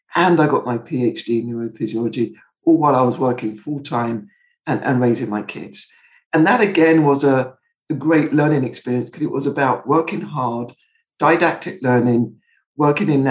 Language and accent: English; Croydon, London, United Kingdom; where I grew up in Croydon in England